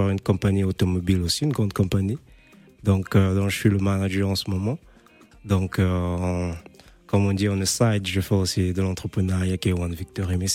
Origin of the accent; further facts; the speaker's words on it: Brazzaville, Republic of the Congo; now in Paris, France; Comme je viens de Brazzaville aussi, notre communauté africaine est vraiment basée ici